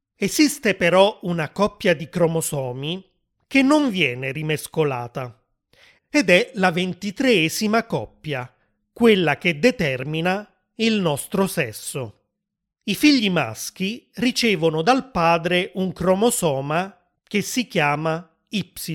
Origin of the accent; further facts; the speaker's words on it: Italy; Io che sono nato in Italia